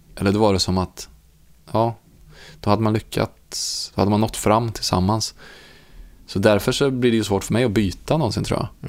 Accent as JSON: {"language": "Swedish", "town": "Munkfors", "region": "Värmland", "country": "Sweden", "tie": "born or raised there", "said": "bygden som jag växte upp i, alltså Munkfors"}